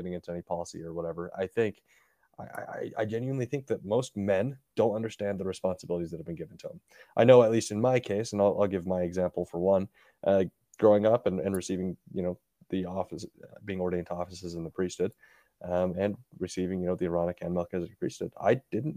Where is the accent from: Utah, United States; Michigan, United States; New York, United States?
Utah, United States; growing up in Utah, at least in the neighborhoods that I was